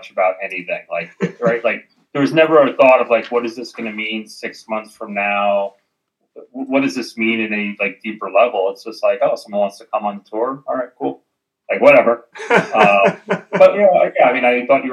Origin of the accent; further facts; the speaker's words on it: New Jersey, United States; also born or lived in New York / Portland; now in Arizona, United States; I've now lived in Arizona longer than I've lived anywhere aside when I grew up in New Jersey